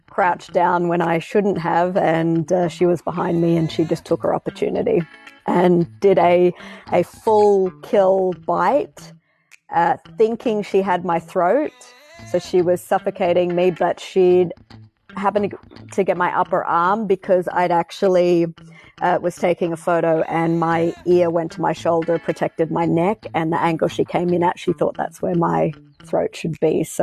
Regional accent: Australia; if you hadn't picked up on

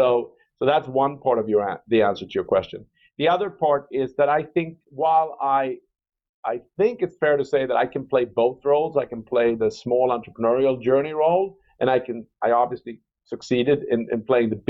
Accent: Stockholm, Stockholm County, Sweden; moved away as an adult; also born or lived in London; now in Chicago, United States; I was born in Stockholm, Sweden, in 1963, into a very entrepreneurial home.

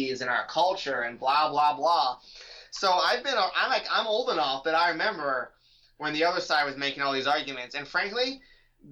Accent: California, United States; moved away as an adult; now in Virginia, United States; I grew up in California. I went to public school in California.

